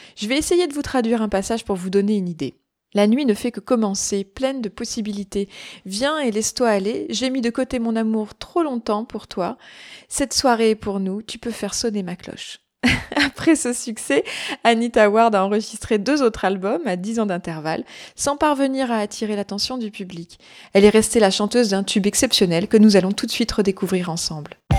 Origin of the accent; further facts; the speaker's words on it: France; Chez nous, en France